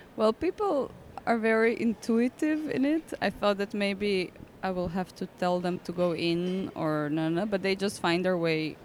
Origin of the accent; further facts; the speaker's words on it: Zagreb, City of Zagreb, Croatia; English is a second language; moved away; I'm from Zagreb, but that's not on the seaside